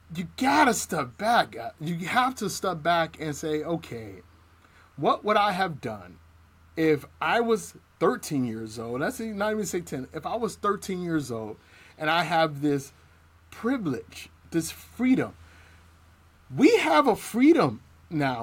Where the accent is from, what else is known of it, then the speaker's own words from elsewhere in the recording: East Cleveland, Ohio, United States; I grew up in East Cleveland in the 80s and 90s